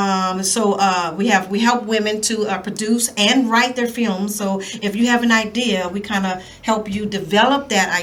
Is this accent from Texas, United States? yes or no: no; New Orleans, Louisiana, United States; I'm from New Orleans, Louisiana